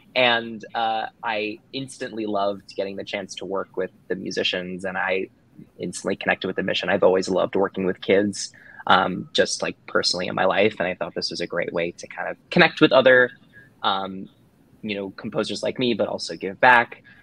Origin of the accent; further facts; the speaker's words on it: New Jersey, United States; I am from New Jersey